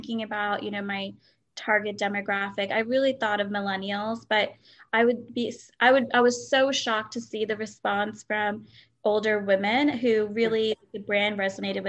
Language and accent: English; Delaware, United States; I grew up in Delaware